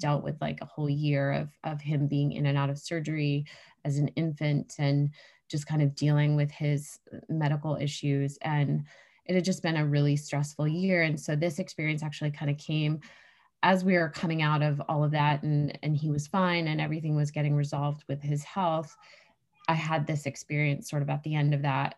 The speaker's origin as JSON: {"language": "English", "region": "New Hampshire", "country": "United States", "tie": "born or raised there", "said": "I grew up in New Hampshire, which is where I live now"}